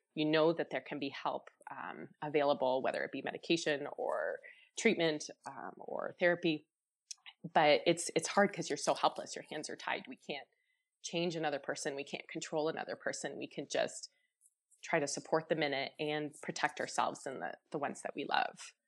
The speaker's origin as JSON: {"language": "English", "town": "Chatham", "region": "Ontario", "country": "Canada", "tie": "born or raised there", "said": "I grew up in Chatham, Ontario, so really small community."}